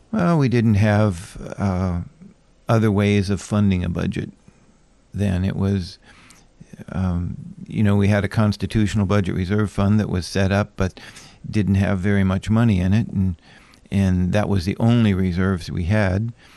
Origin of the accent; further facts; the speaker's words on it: Anchorage, Alaska, United States; moved away; also born or lived in Hawaii / Madison, Wisconsin; I grew up in Anchorage and left when I was, oh, just around sixty-three, about time of the earthquake and came back in seventy-eight